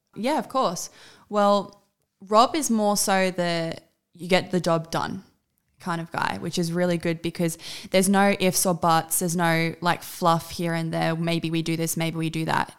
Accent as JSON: {"language": "English", "country": "Australia", "said": "My entire family is from South Africa besides myself. I am the only Aussie in my entire family."}